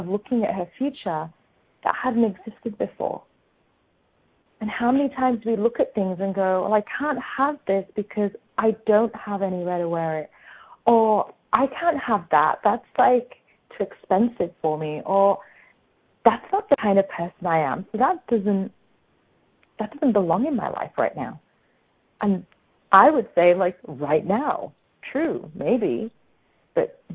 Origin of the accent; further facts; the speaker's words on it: England, United Kingdom; now in Australia; I grew up in England